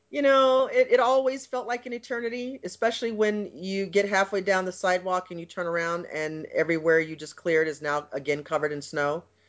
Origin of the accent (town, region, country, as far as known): United States